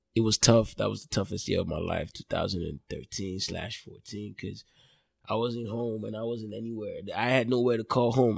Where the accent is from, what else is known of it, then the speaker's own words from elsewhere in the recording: Lagos, Nigeria; moved away as an adult; also born or lived in Port Harcourt, Rivers State, Nigeria; now in Dallas, United States; I was born in Lagos. Parents are from Delta State, Nigeria. Grew up in Lagos